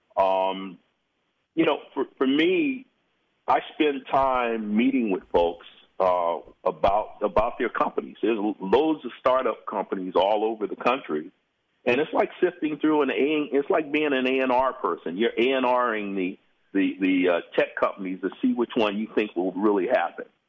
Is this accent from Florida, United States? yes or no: no; Los Angeles, California, United States; I'm from South Central